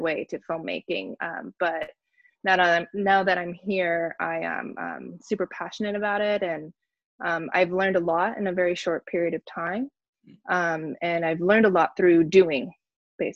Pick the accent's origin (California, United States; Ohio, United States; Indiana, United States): California, United States; Barstow; now in Los Angeles, United States; I'm based in LA area, but I'm from Barstow, California, which is like a very small desert town on the way to Vegas